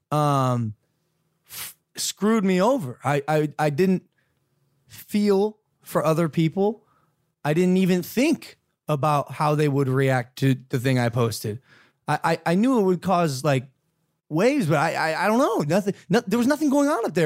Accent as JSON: {"language": "English", "region": "Ohio", "country": "United States", "said": "I'm a kid from Ohio, bro. I'm from Ohio"}